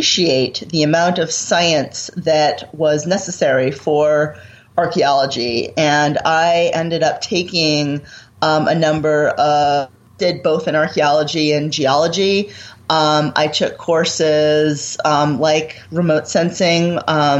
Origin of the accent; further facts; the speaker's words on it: Maine, United States; I grew up in Maine in the 1980s, really the early 1980s